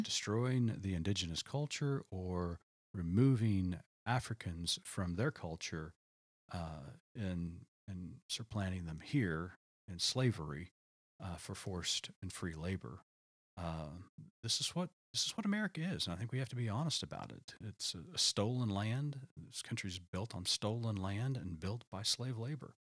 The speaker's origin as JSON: {"language": "English", "region": "Oklahoma", "country": "United States", "tie": "born or raised there", "said": "I grew up in Oklahoma, and you know, we had storms growing up as a child"}